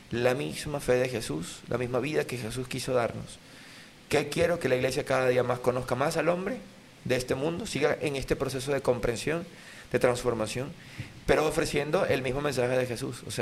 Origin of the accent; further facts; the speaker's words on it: Sarare, Lara, Venezuela; se hace cerquita del pueblo donde, de donde yo soy, de Lara, yo soy de Lara. Esto se hace, este ron se hace en La Miel, en mm. Dusa. Esto es Estado Lara, entre Acarigua y Barquisimeto. Yo soy de Sarare, que es el pueblo que está al lado.